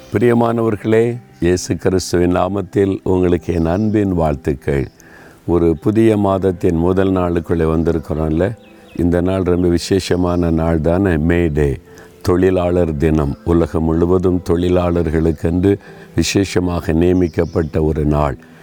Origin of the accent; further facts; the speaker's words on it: Nalumavadi, Tamil Nadu, India; இதுதான் நாலு மாவடியில் நான் பிறந்து வளர்ந்த அந்த வீடு